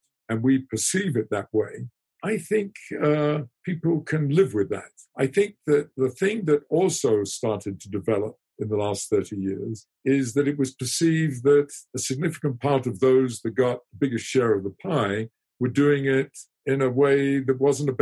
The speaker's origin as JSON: {"language": "English", "country": "United Kingdom", "said": "I'm British"}